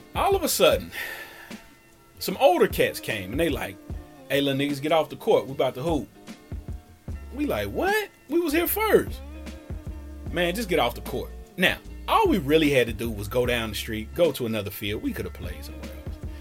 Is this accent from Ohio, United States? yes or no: yes; Cincinnati, Ohio, United States; as a kid growing up in Cincinnati